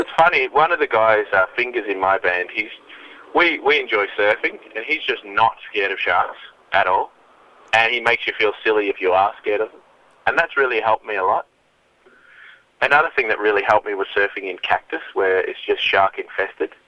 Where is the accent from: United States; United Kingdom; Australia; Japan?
Australia; Melbourne, Victoria; in Melbourne, it's like my hometown